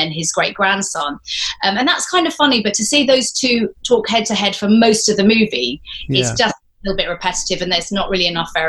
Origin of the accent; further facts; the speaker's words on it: Exeter, South West England, United Kingdom; also born or lived in United States / Scotland; So I lived partly in the United States, part different parts of Scotland. But I did spend 10 years in Exeter between the ages of 8 and 18. So Devon really felt like home primarily.